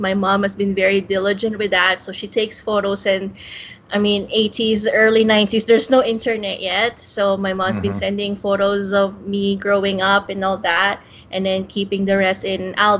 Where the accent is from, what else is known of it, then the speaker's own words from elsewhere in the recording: Toronto, Ontario, Canada; I am from Toronto in Ontario, Canada.